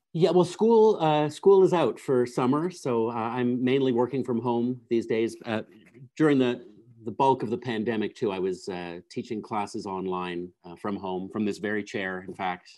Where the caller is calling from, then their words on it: Reno, Nevada, United States; I'm calling in from Reno, Nevada